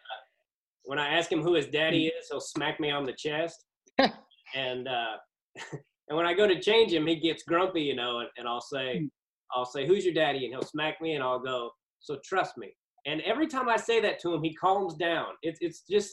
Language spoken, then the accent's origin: English; Overland Park, Kansas, United States; I grew up in Overland Park area